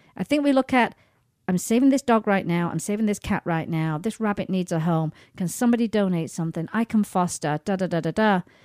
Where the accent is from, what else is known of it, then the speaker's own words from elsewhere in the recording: England, United Kingdom; moved away; when I go back home to England